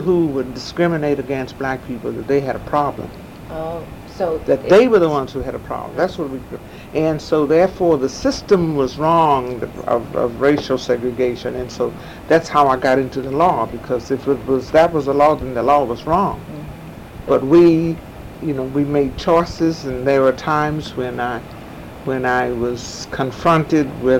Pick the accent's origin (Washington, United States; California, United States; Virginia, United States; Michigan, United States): Virginia, United States; Danville; now in St. Louis, United States; I was born in Danville, Virginia